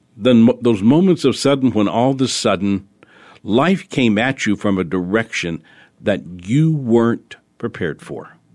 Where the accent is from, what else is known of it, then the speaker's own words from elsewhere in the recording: New Orleans, Louisiana, United States; I was born in New Orleans